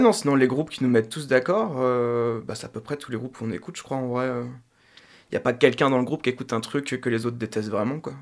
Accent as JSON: {"language": "French", "town": "Laval", "region": "Pays de la Loire", "country": "France", "also_born_or_lived": "Paris", "moved": "yes", "said": "je viens de Laval en plus, donc je suis content de, de pouvoir jouer dans, dans la région"}